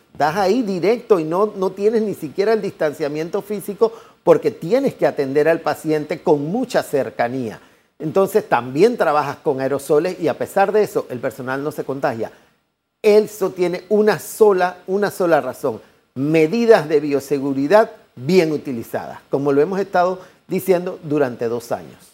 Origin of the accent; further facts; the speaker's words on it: Panama; somos panameños